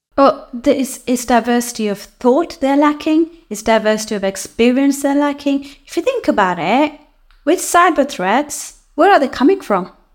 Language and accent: English; Kenya; moved away as an adult; now in United Kingdom; I come from Kenya. Uh, that's where I was born.